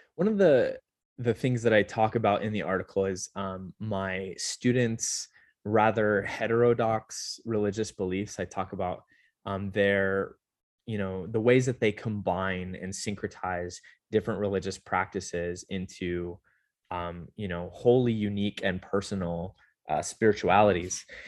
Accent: Southern California, United States; moved away as an adult; also born or lived in Utah; now in Las Vegas, United States; I grew up mm. in uh, Southern California

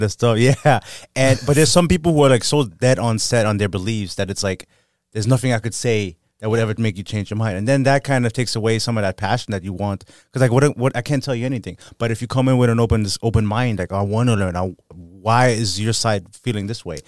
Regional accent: Germany; now in United States; I was born and raised in Germany

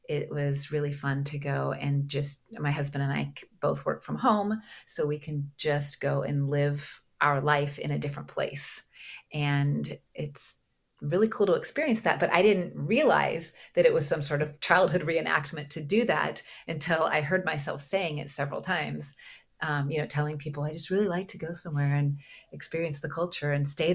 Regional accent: Portland, Oregon, United States; moved away as an adult; also born or lived in Greece / St. Thomas; I grew up in Portland, Oregon, and went to college there.

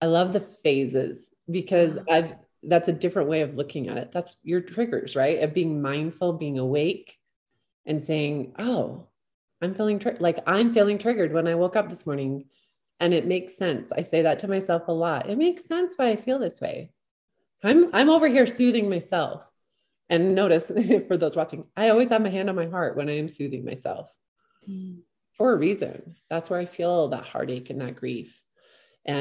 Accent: Southern Utah, United States; I live in Northern Utah. I'm from Southern Utah.

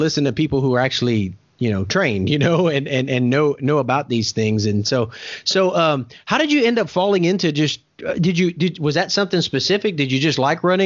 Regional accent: United States; being an American

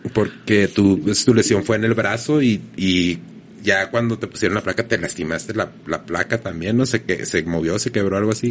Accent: Mexico

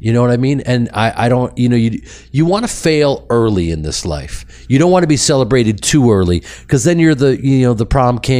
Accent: Chicago, Illinois, United States; I'm from Chicago, so I'm a huge Bears fan.

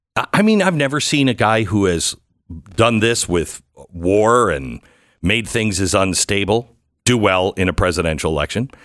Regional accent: Pacific Northwest, United States; I'm from the Pacific Northwest

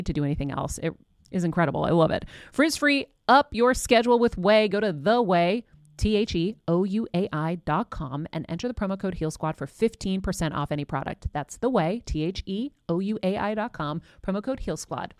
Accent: Massachusetts, United States; my home state of Massachusetts

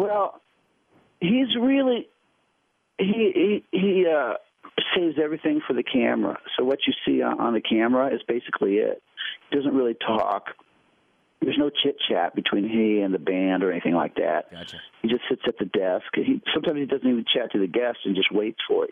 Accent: Ohio, United States; moved away; also born or lived in New York; I grew up in Ohio

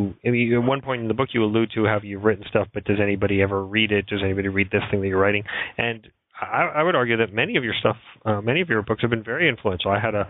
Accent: New York, United States; born or raised there

